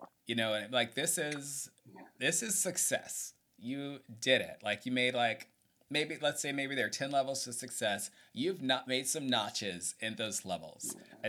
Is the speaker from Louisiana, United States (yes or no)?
no; Atlanta, Georgia, United States; when I was growing up in Atlanta